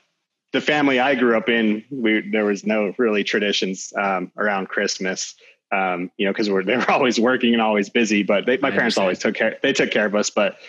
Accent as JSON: {"language": "English", "town": "Williams", "region": "Arizona", "country": "United States", "tie": "born or raised there", "said": "growing up in Williams"}